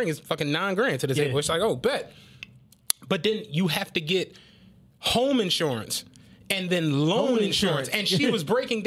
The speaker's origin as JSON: {"language": "English", "town": "Philadelphia", "region": "Pennsylvania", "country": "United States", "said": "I'm from Francisville"}